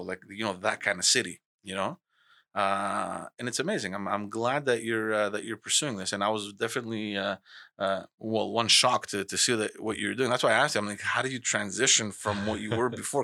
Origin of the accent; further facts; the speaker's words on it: Montreal, Quebec, Canada; growing up in Montreal